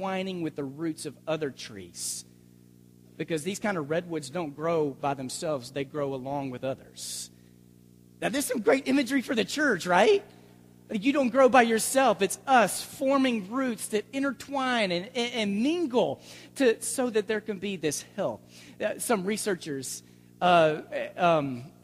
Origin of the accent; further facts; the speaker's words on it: Dallas, Texas, United States; the Bible Belt that I was raised in the Dallas area